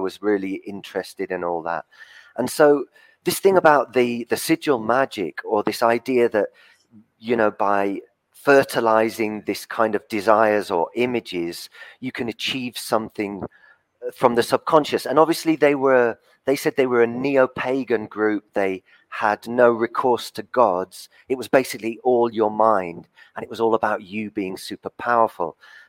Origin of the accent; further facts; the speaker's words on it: England, United Kingdom; Well, I was born on the South Coast, but I got a Southern father and a Northern mother. So I lived in the North and in the South.